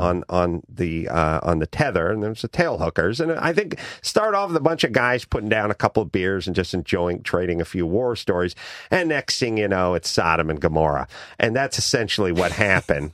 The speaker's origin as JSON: {"language": "English", "town": "Los Angeles", "region": "California", "country": "United States", "said": "I'm from North Hollywood"}